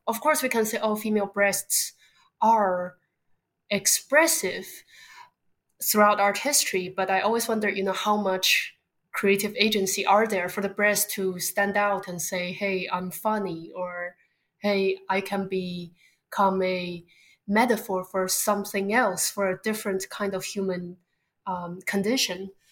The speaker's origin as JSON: {"language": "English", "region": "Beijing", "country": "China", "tie": "born or raised there", "also_born_or_lived": "Southern California, United States / East Coast, United States", "moved": "as an adult", "lives_now": "London, United Kingdom", "said": "I grew up in Beijing, China, before moving to America for undergraduate school in Southern California"}